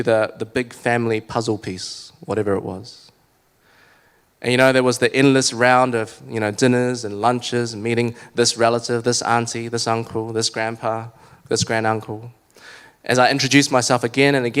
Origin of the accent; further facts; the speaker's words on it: Kuching, Sarawak, Malaysia; also born or lived in East Auckland, New Zealand; now in Auckland, New Zealand; Some of you know that I was born in Malaysia.